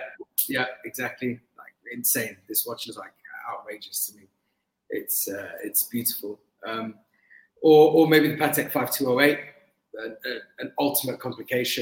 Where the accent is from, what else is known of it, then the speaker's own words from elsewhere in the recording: London, United Kingdom; I grew up in London, I was born in London and I lived a lot of my life in London